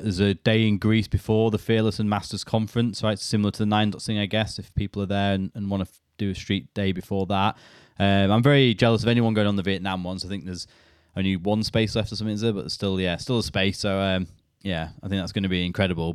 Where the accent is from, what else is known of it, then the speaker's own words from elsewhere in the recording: United Kingdom; being British